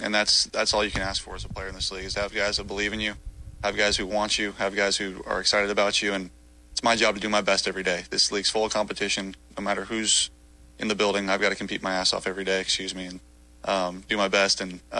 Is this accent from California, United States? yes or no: yes; California, United States; And, you know, I'm from California.